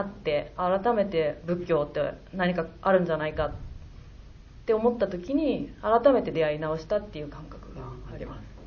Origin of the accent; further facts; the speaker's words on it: Hyogo, Japan; moved away as an adult; also born or lived in Tokyo; 私は出身は兵庫県なんですけど21歳から東京で10年間12年仕事をしていた